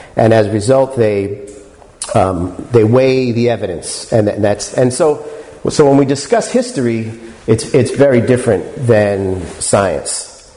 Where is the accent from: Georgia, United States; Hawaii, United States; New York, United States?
New York, United States; New York City; I'm born and raised in New York City